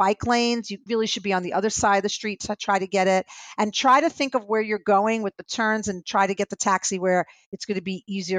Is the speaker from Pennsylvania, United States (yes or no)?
no; New York City, New York, United States; I'm a New Yorker and we pack a lot of stuff because we never know what we might need. Maybe that's the typical Jewish girl in me.